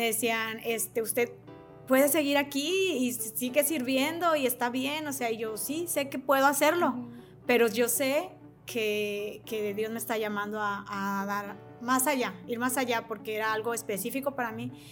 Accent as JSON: {"language": "Spanish", "country": "Mexico", "said": "soy mexicana"}